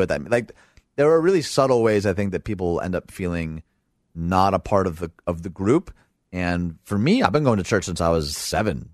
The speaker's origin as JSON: {"language": "English", "town": "Dearborn", "region": "Michigan", "country": "United States", "said": "I'm from Dearborn, Michigan"}